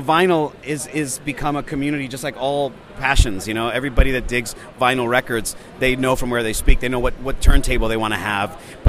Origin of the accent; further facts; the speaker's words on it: San Francisco, California, United States; San Francisco. I was a nightclub DJ for 4 years professionally